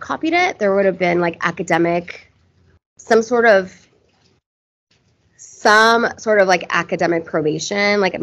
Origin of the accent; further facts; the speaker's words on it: Irvine, California, United States; I grew up in Orange County, California.